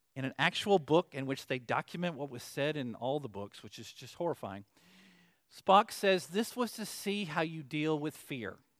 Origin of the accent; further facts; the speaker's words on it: Arkansas, United States; I'm from Arkansas